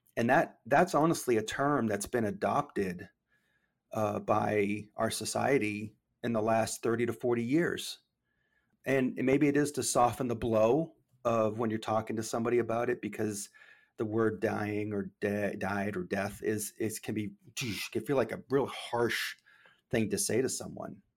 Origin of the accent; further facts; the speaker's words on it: Maine, United States; moved away as an adult; also born or lived in Memphis, Tennessee; I grew up in Maine